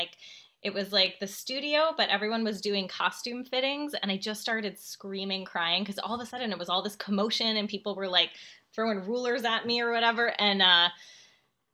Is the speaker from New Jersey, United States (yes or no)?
yes; New Jersey, United States; I was like commuting from New Jersey after school